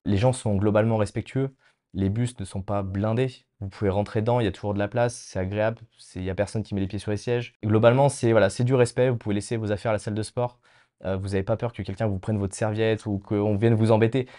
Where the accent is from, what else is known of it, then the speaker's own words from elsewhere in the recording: Lyon, Auvergne-Rhône-Alpes, France; moved away as an adult; now in Tallinn, Estonia; je viens de Lyon, d'une région qui est la gastronomie même